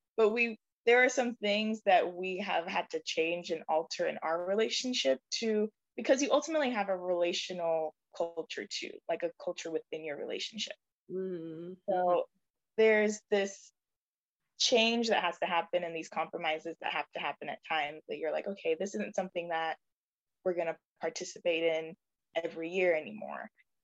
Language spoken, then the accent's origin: English; Jamaica; And so I grew up in a household where I was reminded every day that I'm Jamaican.